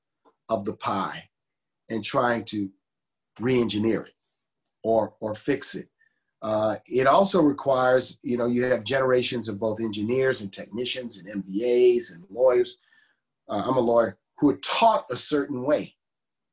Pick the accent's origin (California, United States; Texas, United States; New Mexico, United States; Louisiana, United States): Louisiana, United States; New Orleans; the neighborhoods I knew growing up in the city